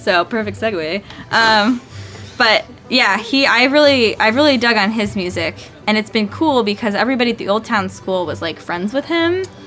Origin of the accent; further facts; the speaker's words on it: Maryville, Tennessee, United States; also born or lived in Chicago; now in Brooklyn, United States; so I am actually from Maryville, Tennessee. Um, and I grew up there playing classical music